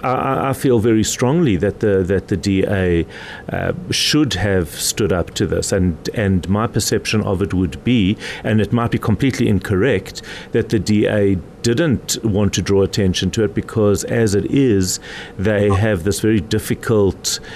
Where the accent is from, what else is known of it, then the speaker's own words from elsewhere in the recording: South Africa; I am as South African as the president is